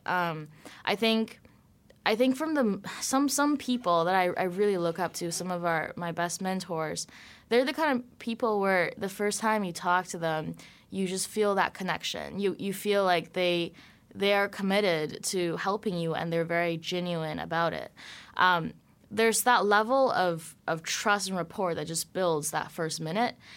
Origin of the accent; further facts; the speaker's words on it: Vancouver, British Columbia, Canada; I grew up in Vancouver, Canada.